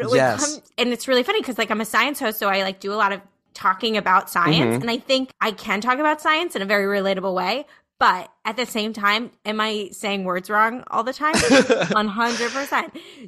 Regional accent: New Jersey, United States; No, I came from Jersey. I came from Jersey. Came from deep Jersey. Got my one suitcase off the bus.

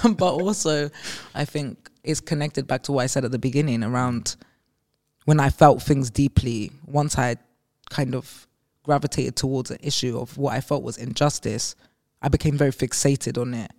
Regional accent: London, United Kingdom; growing up in Green Park Estate

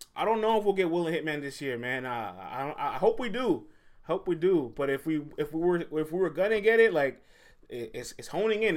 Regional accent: New York City, New York, United States; I'm from the Bronx, man. The Boogie Down. I'm from the Boogie Down

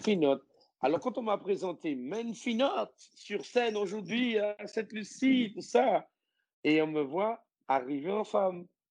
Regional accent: Martinique; moved away; also born or lived in French Guiana / Guadeloupe; je suis martiniquais

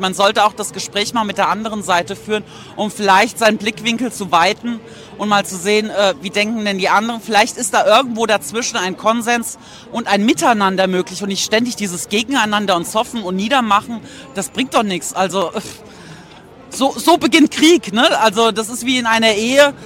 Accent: Mainz, Rhineland-Palatinate, Germany; ich komme aus Mainz und äh, das ist in der Nähe von Frankfurt.

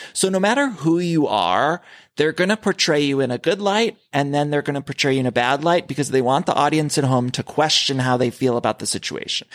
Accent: Ohio, United States; I grew up in Ohio

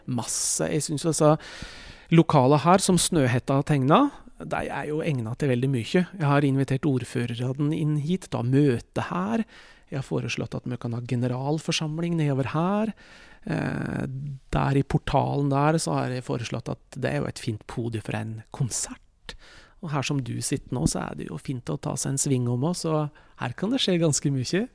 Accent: Norway

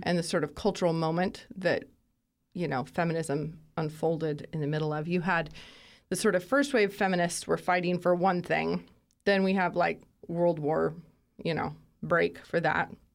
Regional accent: Moscow, Idaho, United States; Born and raised in Moscow, Idaho

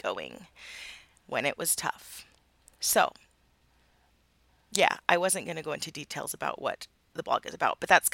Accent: Midwest, United States; now in Utah, United States; I live in Utah. And I grew up in the Midwest.

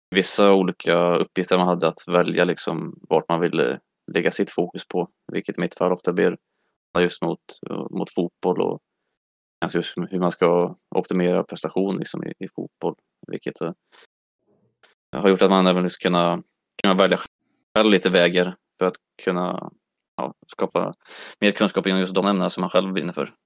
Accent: Mölltorp, Västra Götaland, Sweden; moved away; also born or lived in Örebro; jag kommer från eh, Mölltorp, en liten

